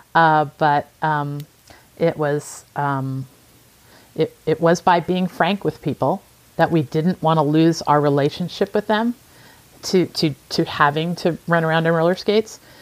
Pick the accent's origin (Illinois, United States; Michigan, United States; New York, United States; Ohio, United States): Illinois, United States; rural area south of Chicago; moved away as an adult; also born or lived in Spain / Italy; grew up in a very rural area of, of the United States, south of Chicago